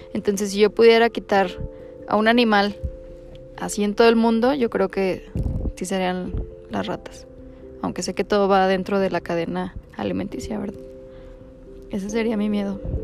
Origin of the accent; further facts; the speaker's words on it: Durango, Mexico; nací en Durango, tengo 27 años